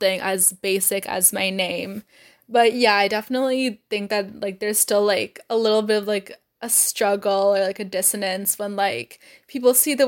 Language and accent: English; Novi, Michigan, United States; I'm from Novi